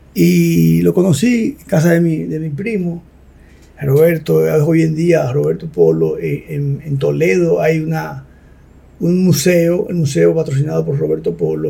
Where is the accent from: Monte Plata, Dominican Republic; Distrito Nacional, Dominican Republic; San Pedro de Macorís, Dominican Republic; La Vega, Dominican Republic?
La Vega, Dominican Republic; yo nací en La Vega y yo nací entre una clínica que era de mi abuelo y las dos casas de mi abuelo y la de nosotros